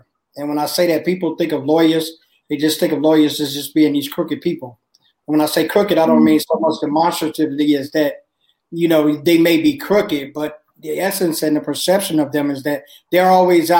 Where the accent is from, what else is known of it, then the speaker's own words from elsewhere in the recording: Chicago, Illinois, United States; I grew up in Chicago